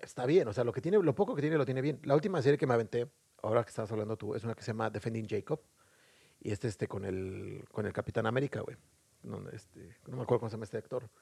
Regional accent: Mexico; now in Dublin, Ireland; Como buen mexicano

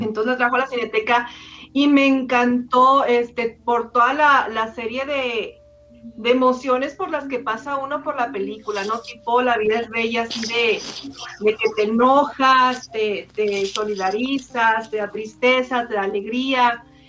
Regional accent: Ciudad Juárez, Chihuahua, Mexico; soy de Ciudad Juárez.

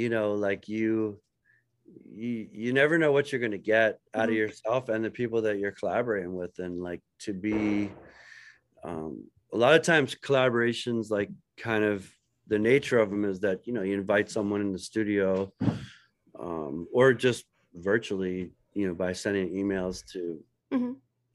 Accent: Philadelphia, Pennsylvania, United States; I'm from Philadelphia

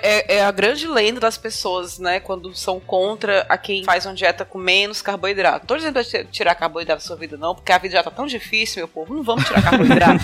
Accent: Fortaleza, Ceará, Brazil; Eu sou de Fortaleza, capital do Ceará

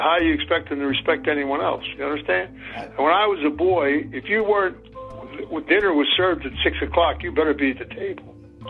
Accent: Philadelphia, Pennsylvania, United States; When I was growing up in Philadelphia as a child

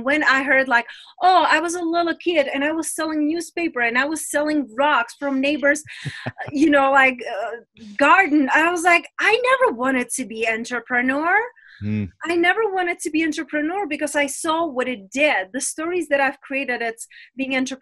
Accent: Czechia; English is a second language; moved away as an adult; also born or lived in London, United Kingdom / Spain; now in Las Vegas, United States; I am from Czech Republic. But when I was around 20 years old, I left my motherland, which is Czech Republic.

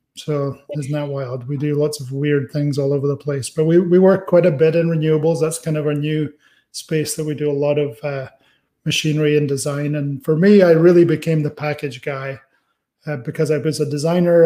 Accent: Aberdeen, Scotland, United Kingdom; moved away; also born or lived in California; my town, Aberdeen, is the cheaper of the towns in Scotland

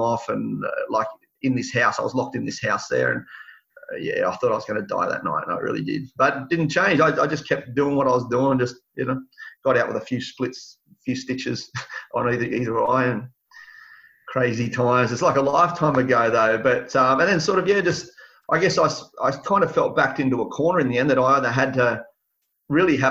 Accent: Sydney, New South Wales, Australia; also born or lived in Tamworth, New South Wales; I spent the first 10 years of my life in Mount Druitt

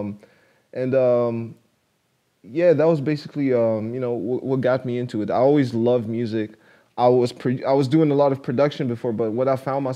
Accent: Poland; I grew up in Poland

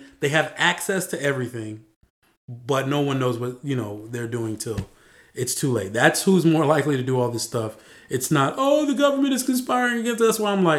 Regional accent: Virginia Beach, Virginia, United States; I'm from Virginia Beach, so Hampton Roads

